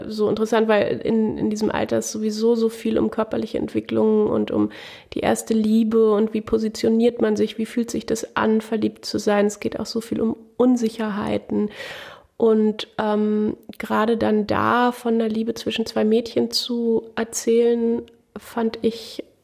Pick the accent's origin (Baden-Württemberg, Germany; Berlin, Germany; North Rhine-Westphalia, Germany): Berlin, Germany; Also ich komme aus Berlin und ich bin quasi im Prinzenbad groß geworden. Und ich war immer sehr fasziniert von der Welt auf dem Land